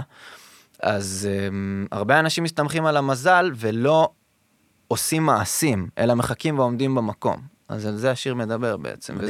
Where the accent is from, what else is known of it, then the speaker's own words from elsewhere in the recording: Modiin, Central District, Israel; also born or lived in Tel Aviv; אני מאוהב בעיר הזאת מסיבה שגדלתי בה